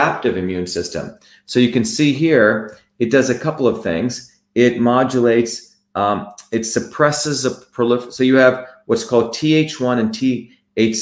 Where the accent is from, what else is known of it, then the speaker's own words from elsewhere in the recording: New Jersey, United States; I came to the United States and I found out growing up in New Jersey